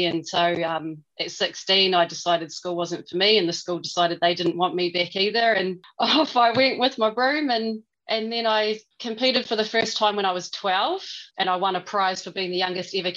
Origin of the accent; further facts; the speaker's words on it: Milton, Otago, New Zealand; moved away as an adult; also born or lived in Balclutha, New Zealand; now in Coromandel, New Zealand; I was born in a little town called Balclutha in South Otago and then raised in an even smaller town called Milton